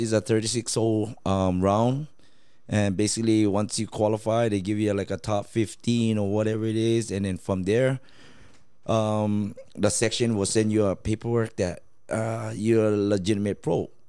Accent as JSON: {"language": "English", "country": "Laos", "moved": "yes", "lives_now": "United States", "said": "home where i'm from laos"}